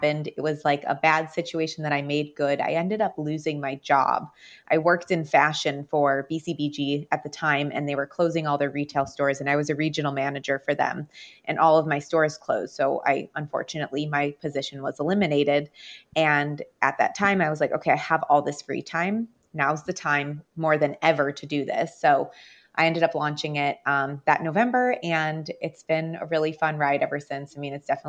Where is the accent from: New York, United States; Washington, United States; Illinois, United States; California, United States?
Illinois, United States; Chicago; I have lived in Chicago my whole life. I'm from Chicago. I grew up in Beverly. It's a small neighborhood on the south side of Chicago.